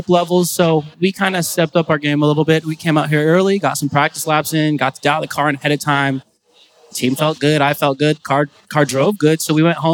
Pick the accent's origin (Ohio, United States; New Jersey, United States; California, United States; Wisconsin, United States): California, United States; back home, I come from California